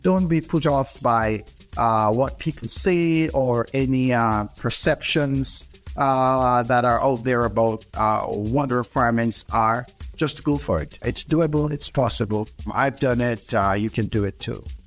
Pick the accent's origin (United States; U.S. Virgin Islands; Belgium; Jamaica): Jamaica; moved away as an adult; also born or lived in Edmonton, Alberta, Canada; now in Ontario, Canada; I'm Jamaican by birth. Uh, my wife and I moved to Edmonton, Alberta, um, uh, many years ago.